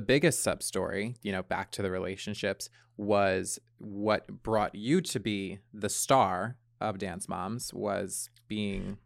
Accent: Long Island, New York, United States; I grew up on Long Island

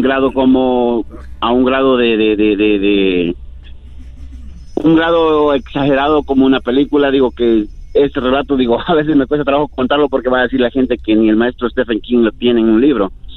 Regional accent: Veracruz, Mexico; yo soy del estado de Veracruz, México

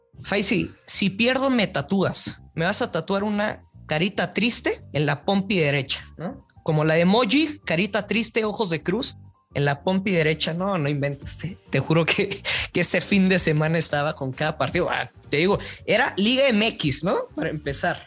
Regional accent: northern Mexico, Mexico; como buen norteño

